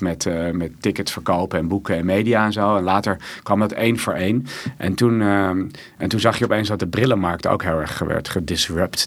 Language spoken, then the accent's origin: Dutch; Amsterdam, North Holland, Netherlands; ik kom uit Amsterdam